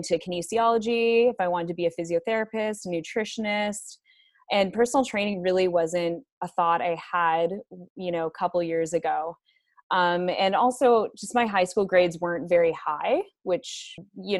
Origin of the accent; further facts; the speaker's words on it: Toronto, Ontario, Canada; moved away as an adult; now in Bracebridge, Canada; I am from Toronto. I moved to Bracebridge about 5 years ago